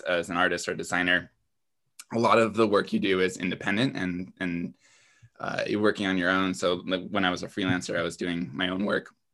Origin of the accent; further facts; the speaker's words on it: East Coast, United States; moved away; I'm originally from the East Coast